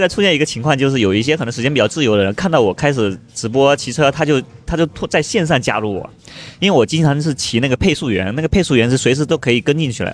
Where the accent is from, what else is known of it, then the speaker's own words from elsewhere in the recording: Fuding, Fujian, China; now in Beijing, China; 我福建的嘛，福建嗯。宁德时代就富鼎，富鼎白茶，那个，那是我老家